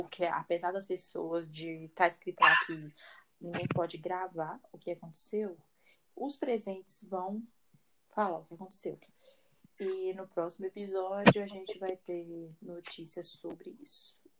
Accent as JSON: {"language": "Portuguese", "country": "Brazil", "said": "eu sou brasileira, não consigo falar inglês direito"}